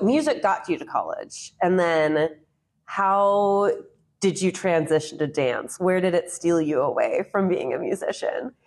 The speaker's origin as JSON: {"language": "English", "area": "Chicago northwest suburbs", "region": "Illinois", "country": "United States", "said": "I'm also from Chicago"}